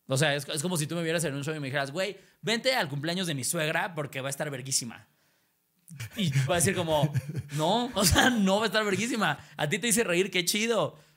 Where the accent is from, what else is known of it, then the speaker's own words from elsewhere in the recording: Spain; now in Mexico; Estoy un ejemplo, para no, para no sus mis hermanos